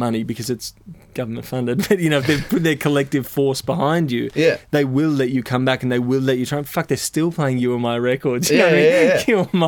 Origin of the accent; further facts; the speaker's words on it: Australia; being Australian